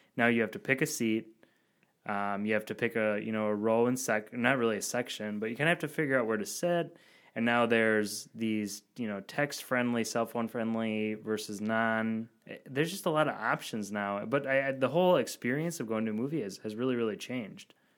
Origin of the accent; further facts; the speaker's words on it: Verona, Wisconsin, United States; born and raised near Verona, Wisconsin, where the beer is from